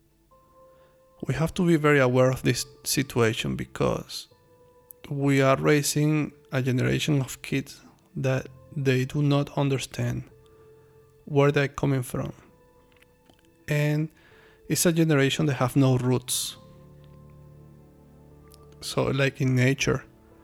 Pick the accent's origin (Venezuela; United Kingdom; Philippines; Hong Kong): Venezuela; moved away as an adult; now in China; I'm from Venezuela